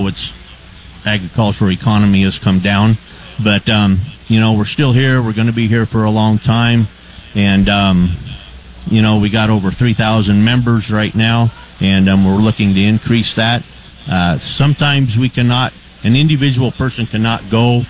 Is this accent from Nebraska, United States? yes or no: yes; Thayer County, Nebraska, United States; I am from Thayer County